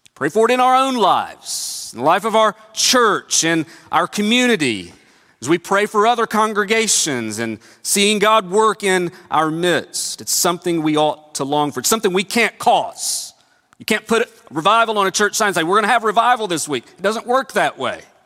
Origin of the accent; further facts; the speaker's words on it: Northeast Tennessee, United States; Growing up in Northeast Tennessee